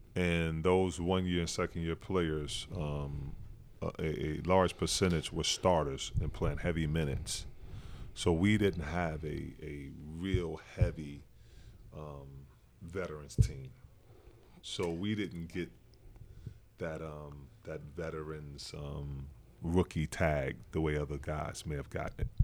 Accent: Newark, New Jersey, United States; moved away; also born or lived in Utah; I'm coming from Newark

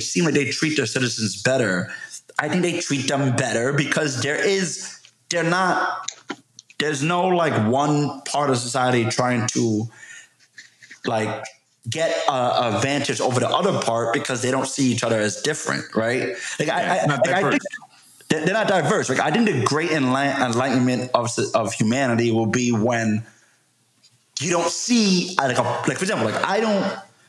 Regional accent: United States; I'm still proud of being American

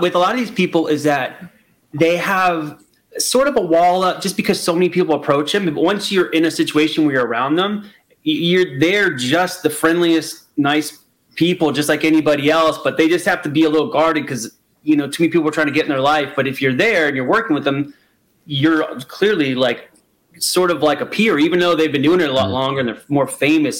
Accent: Florida, United States; moved away as an adult; now in California, United States; I was born and raised in Florida. I lived there till I was thirty eight, and I moved to California.

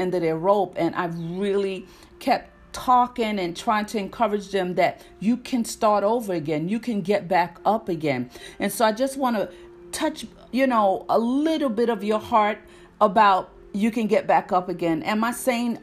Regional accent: New York City, New York, United States; moved away as an adult; now in North Carolina, United States; born and raised in Harlem, New York

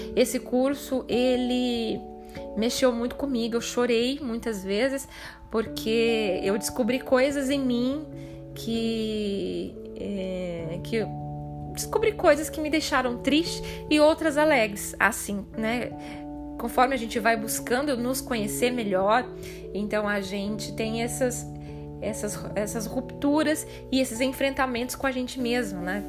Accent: Ibiporã, Paraná, Brazil; moved away as an adult; also born or lived in Cornélio Procópio / Londrina; Eu nasci, cresci em Biporã

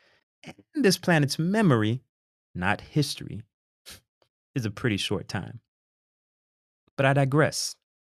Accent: United States; we're American

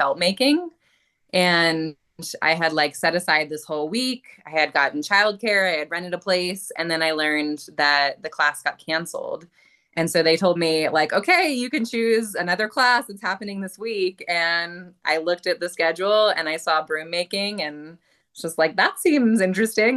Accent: Northern Baltimore County, Maryland, United States; I grew up in Northern Baltimore County, Maryland. And so I grew up in the country

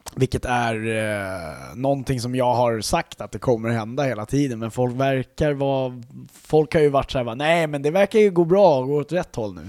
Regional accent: Sweden; vi är svenskar

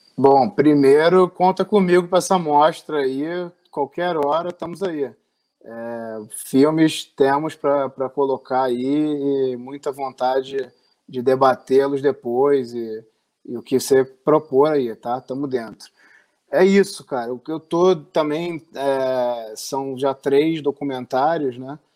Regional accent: Rio de Janeiro, Brazil; no bairro que eu fui criado aqui no, no Rio de Janeiro

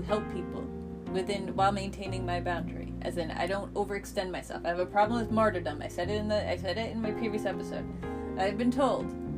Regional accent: United States; I'm an American

